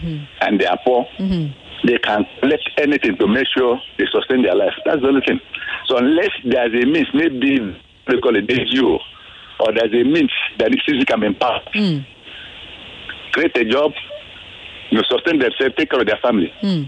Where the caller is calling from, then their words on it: Ikorodu, Lagos, Nigeria; I'm … from Ikorodu.